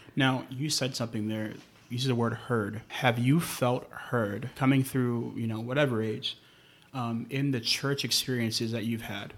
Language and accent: English; New York, United States; I grew up in New York